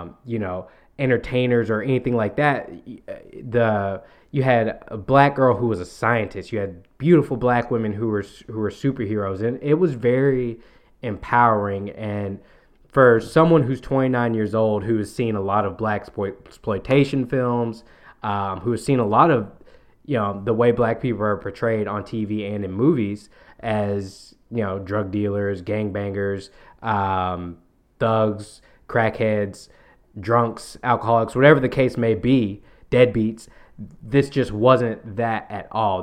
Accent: Memphis, Tennessee, United States; moved away as an adult; also born or lived in Austin; I'm from Memphis

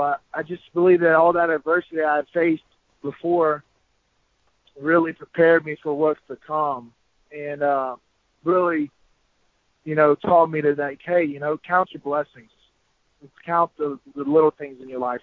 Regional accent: Biloxi, Mississippi, United States; right there in my hometown in Biloxi, Mississippi

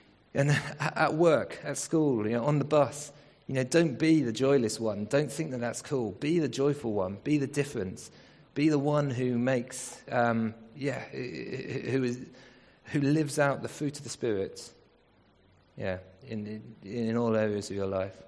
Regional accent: England, United Kingdom; We're not African, we're English.

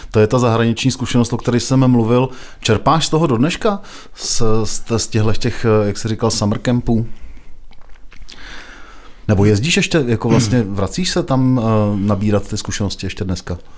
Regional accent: Prague, Czechia; now in South Bohemian Region, Czechia; Já jsem se sám sebe pojmenoval jako pražský Čech a český Pražák.

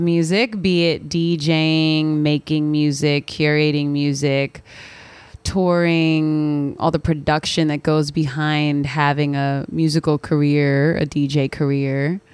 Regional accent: Philadelphia, Pennsylvania, United States; moved away as an adult; now in New York, United States; I'm originally from Philadelphia, Pennsylvania, but I have been in New York now for almost a decade

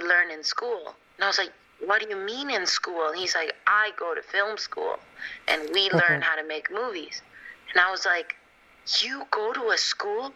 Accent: Mexico City, Mexico; moved away; that's like all my childhood, like growing up in Mexico City.

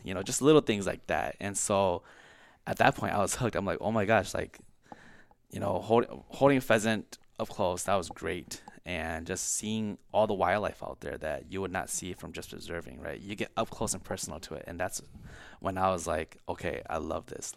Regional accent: Brooklyn Park, Minnesota, United States; also born or lived in California; I was born in California. I came here, uh, when I was three with my parents, uh, moved to North Minneapolis and then kinda settled in Brooklyn Park

